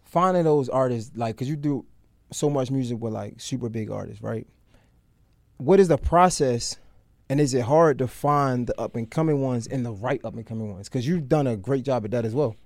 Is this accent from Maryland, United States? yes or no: yes; Baltimore, Maryland, United States; I'm from Baltimore